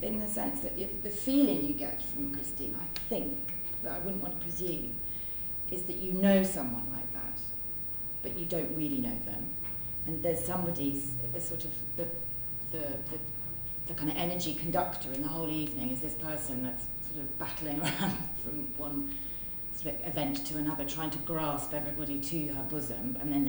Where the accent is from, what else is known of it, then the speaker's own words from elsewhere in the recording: Midlands, United Kingdom; I grew up in the Midlands